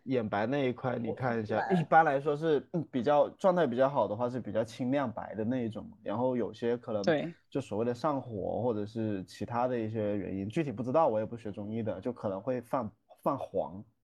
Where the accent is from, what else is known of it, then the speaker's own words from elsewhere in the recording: Guangdong, China; 我们广东人